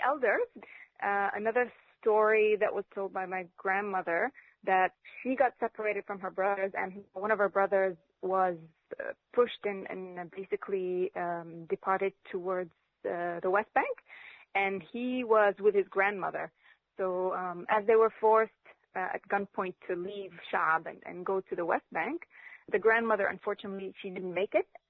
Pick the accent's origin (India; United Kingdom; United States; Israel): Israel; Acre, Northern District; now in Australia; I was born in Akka